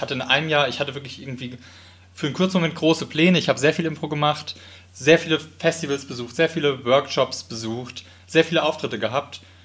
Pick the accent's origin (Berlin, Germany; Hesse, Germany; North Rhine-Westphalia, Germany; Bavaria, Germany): Hesse, Germany; Wiesbaden; Ich bin in Wiesbaden aufgewachsen